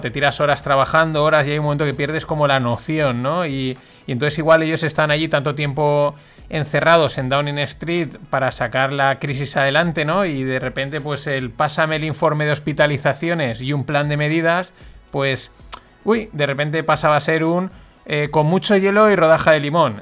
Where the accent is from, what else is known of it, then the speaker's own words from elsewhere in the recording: Valencian Community, Spain; yo como valenciano que soy